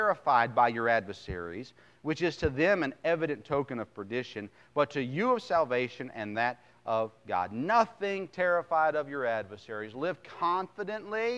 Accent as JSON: {"language": "English", "country": "United States"}